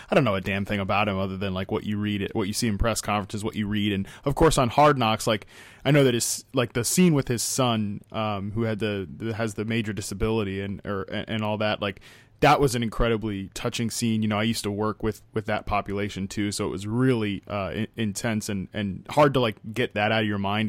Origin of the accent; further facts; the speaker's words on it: Virginia, United States; moved away as an adult; now in Los Angeles, United States; I came from the East Coast and, you know, living in Virginia my entire life to take this job with N F L Network in Los Angeles